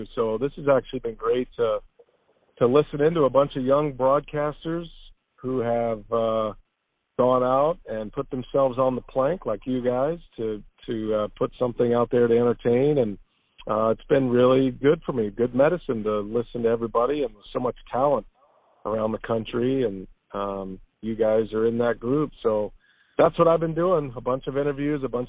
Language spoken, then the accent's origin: English; Texas, United States; moved away as an adult; now in Milwaukee, United States; I grew up in Texas